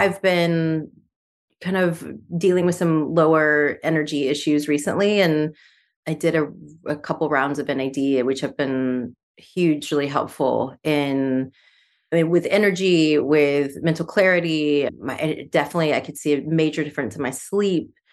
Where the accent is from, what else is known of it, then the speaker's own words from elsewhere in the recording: Mississippi, United States; I'm from Mississippi, and I grew up on, my grandfather used to sell pecans out of his car shop